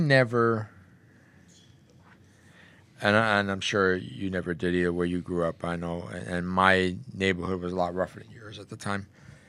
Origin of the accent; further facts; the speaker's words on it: Belleville, New Jersey, United States; I grew up in Belleville